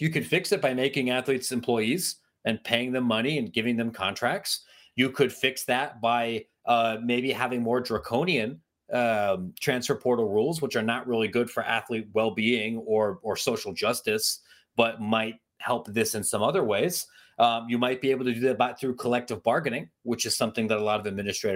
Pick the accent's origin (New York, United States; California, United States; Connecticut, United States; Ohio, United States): Ohio, United States; I'm from Ohio